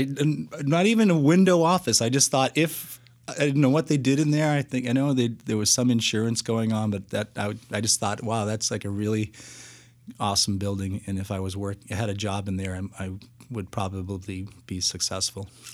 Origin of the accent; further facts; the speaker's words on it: Lexington, Massachusetts, United States; I am from Lexington, Massachusetts